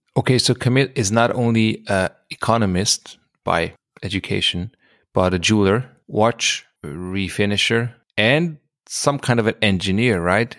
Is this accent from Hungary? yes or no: yes; Hungary; I'm from Hungary